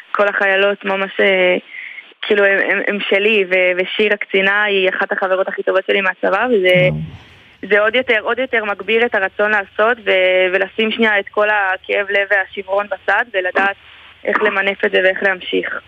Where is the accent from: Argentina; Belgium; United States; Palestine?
Palestine; Elei Sinai, Gaza Strip; also born or lived in Netiv HaAsara / Gush Katif; now in Ashkelon, Israel; אז אני נולדתי באלי סיני, שזה בצפון רצועת עזה.